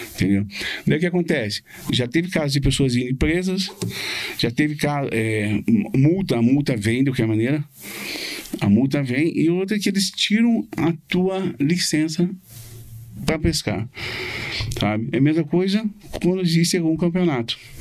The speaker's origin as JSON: {"language": "Portuguese", "town": "Curitiba", "region": "Paraná", "country": "Brazil", "tie": "born or raised there", "also_born_or_lived": "Florida, United States", "moved": "as an adult", "said": "nascido e criado aqui"}